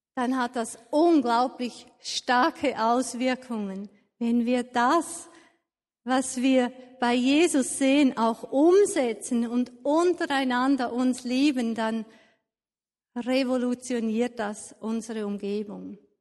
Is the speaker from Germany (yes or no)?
no; Switzerland; Als Schweizer